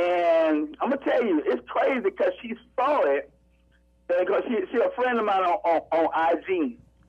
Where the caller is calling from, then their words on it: Atlanta, Georgia, United States; Well, right now I'm in ATL, man, Hot Atlanta.